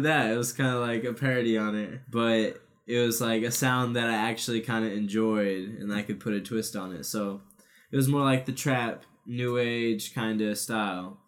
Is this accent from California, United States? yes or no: no; Omaha, Nebraska, United States; also born or lived in Council Bluffs, Iowa; I was born in Council Bluffs, but always lived in Omaha, Nebraska